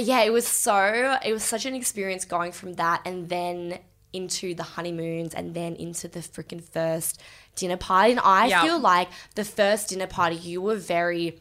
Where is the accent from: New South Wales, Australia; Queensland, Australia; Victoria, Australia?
New South Wales, Australia; Sydney; I'm from Bondi